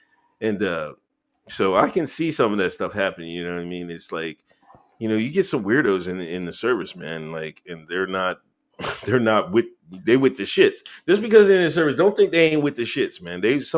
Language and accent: English; Pennsylvania, United States; You know, I come from Pennsylvania.